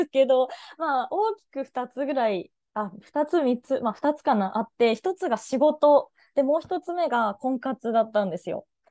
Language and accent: Japanese; Japan; moved away; 地方出身